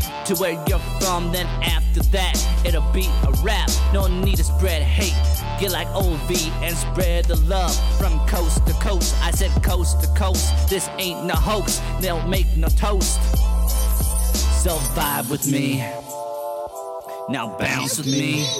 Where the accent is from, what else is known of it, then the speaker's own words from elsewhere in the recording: Logan, Iowa, United States; also born or lived in Sioux City; especially Sioux City, that's where I was born. I was raised in Logan, where I lost my beat.